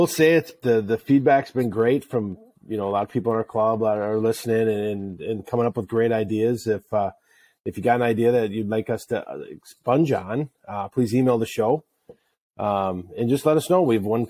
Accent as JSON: {"language": "English", "region": "Wisconsin", "country": "United States", "said": "We're from Wisconsin."}